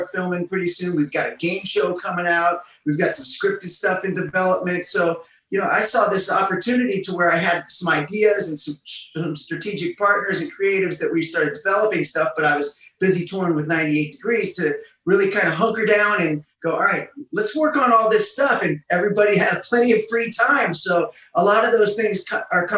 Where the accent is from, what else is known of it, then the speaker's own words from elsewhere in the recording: Massillon, Ohio, United States; moved away as an adult; also born or lived in Los Angeles, California; now in Las Vegas, United States; I'm from Maslin, which is a really small town.